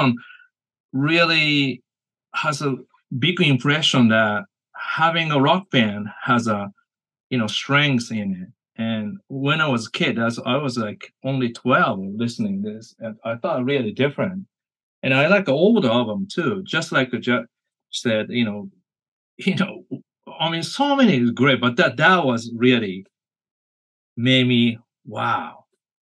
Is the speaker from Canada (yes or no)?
no; Japan; now in United States; I'm from Japan originally, you know, came to United States